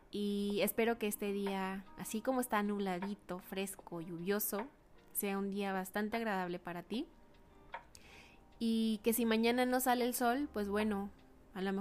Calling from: Ciudad Juárez, Chihuahua, Mexico; mando un abrazo muy fuerte desde acá, la frontera norte del estado de Chihuahua, Ciudad Juárez.

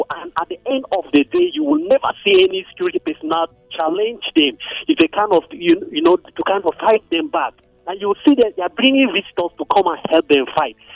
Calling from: Bokkos, Plateau, Nigeria; I'm calling you from Bokos.

